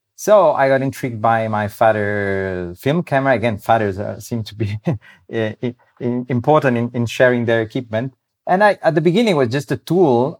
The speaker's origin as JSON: {"language": "English", "town": "Rome", "region": "Lazio", "country": "Italy", "tie": "born or raised there", "moved": "yes", "lives_now": "Abruzzo, Italy", "said": "I grew up in Rome"}